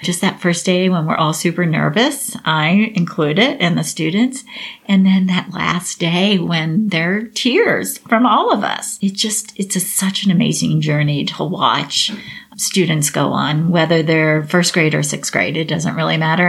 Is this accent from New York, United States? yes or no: no; Cincinnati, Ohio, United States; also born or lived in Dallas, Texas; I'm actually from Cincinnati. And I went back to Cincinnati